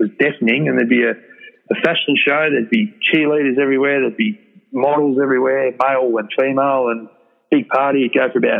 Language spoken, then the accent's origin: English; South Australia, Australia; moved away as an adult; also born or lived in Queensland; For me, growing up in South Australia